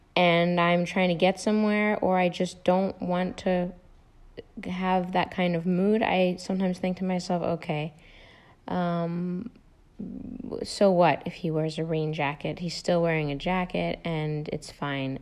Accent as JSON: {"language": "English", "country": "United States", "also_born_or_lived": "Netherlands", "said": "I am American"}